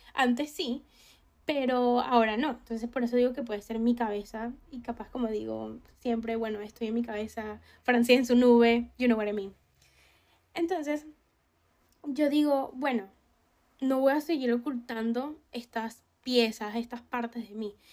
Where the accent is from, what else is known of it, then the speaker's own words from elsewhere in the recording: Venezuela; Yo sé que yo soy una persona venezolana